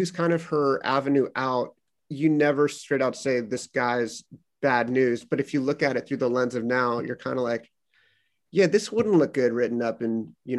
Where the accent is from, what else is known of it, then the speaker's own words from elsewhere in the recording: San Pedro, California, United States; moved away; I grew up in San Pedro, California, which I thought was just this boring town.